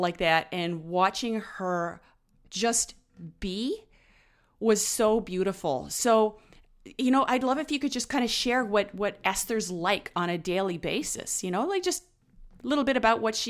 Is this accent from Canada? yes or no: yes; Ottawa, Ontario, Canada; now in British Columbia, Canada; I'm from Ottawa, but I've lived out in BC a few times.